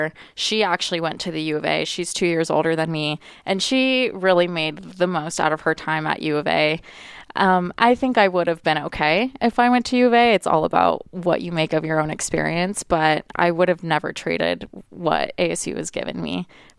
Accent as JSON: {"language": "English", "town": "Tucson", "region": "Arizona", "country": "United States", "said": "I actually thought that I was going to go to the U of A because I'm from Tucson."}